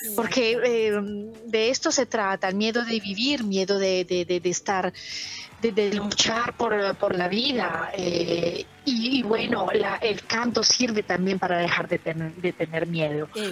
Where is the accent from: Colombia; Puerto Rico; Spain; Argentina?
Colombia; Bogotá; now in Italy; Soy Bogotá, pero mi familia es boyacense de un pueblito que se llama Suatá